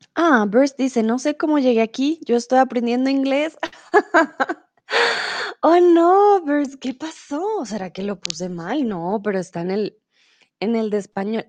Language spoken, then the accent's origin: Spanish; Colombia; now in Germany; Soy de Colombia, vivo comúnmente en Alemania, pero ahora estoy un tiempo en México.